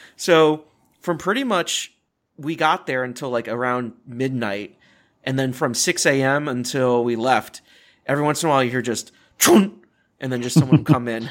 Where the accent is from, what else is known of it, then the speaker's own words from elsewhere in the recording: Richmond, Virginia, United States; I grew up more on Kings Dominion because of where I was in Richmond, Virginia